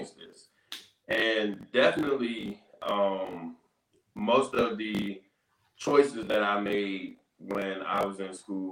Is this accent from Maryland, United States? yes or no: yes; Capitol Heights, Maryland, United States; my community, my own backyard